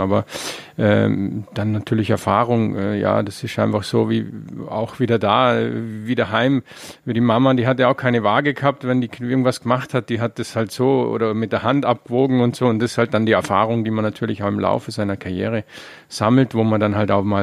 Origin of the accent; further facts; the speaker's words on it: Vorarlberg, Austria; Ne, speziell in Vorarlberg, wo ich herkomme, war es ja auch relativ arm, sehr lange auch.